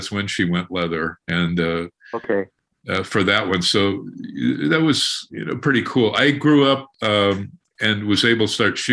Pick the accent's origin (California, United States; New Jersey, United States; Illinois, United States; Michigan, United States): California, United States; Los Angeles; I grew up in Hollywood on 10th Boulevard